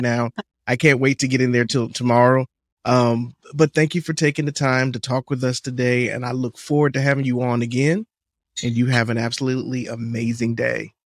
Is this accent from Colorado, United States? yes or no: no; Miami, Florida, United States; also born or lived in Atlanta; I'm from Miami